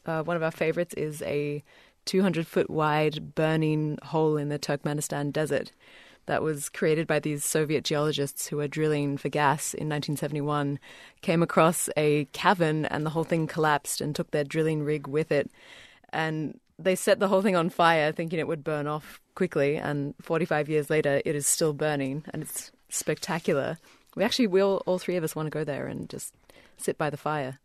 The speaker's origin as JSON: {"language": "English", "country": "Australia", "tie": "born or raised there", "also_born_or_lived": "New Zealand", "said": "I grew up in Australia, but was born in New Zealand"}